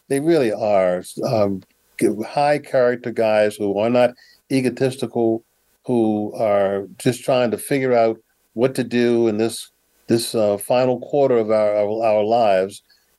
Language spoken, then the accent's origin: English; Ibadan, Oyo, Nigeria; I let them know that I'm from Ibadan, Nigeria, that I'm Igbo.